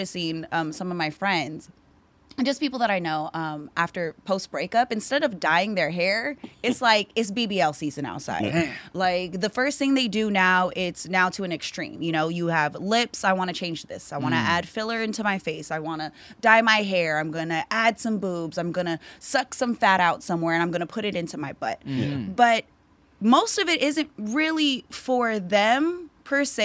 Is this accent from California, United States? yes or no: yes; Newman, California, United States; moved away as an adult; also born or lived in Hawaii; now in San Francisco Bay Area, United States; From Hawaii, grew up in Newman, been in the Bay for over 10 years.